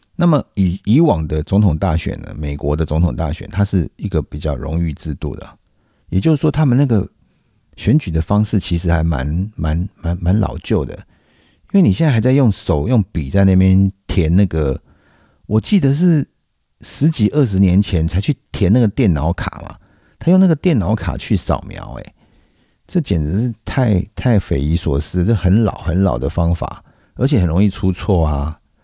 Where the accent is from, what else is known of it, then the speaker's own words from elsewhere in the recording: Taiwan; 我们台湾人